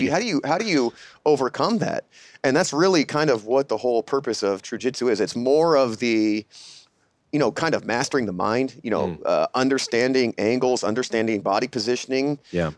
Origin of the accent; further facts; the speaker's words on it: San Diego, California, United States; moved away as an adult; I'm actually a San Diego native, um, born and raised in San Diego